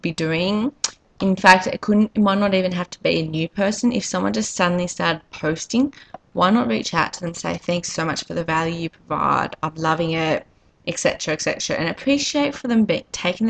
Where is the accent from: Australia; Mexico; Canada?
Australia; accent: Australian; as you can probably tell by my accent, I'm Australian.